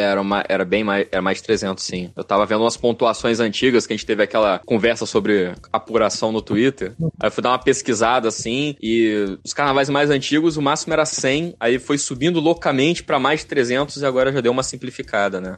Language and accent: Portuguese; Espírito Santo, Brazil; now in Rio de Janeiro, Brazil; eu não sou daqui, eu não sou carioca, eu não sou nem fluminense. E quando eu era criança, no distante estado do Espírito Santo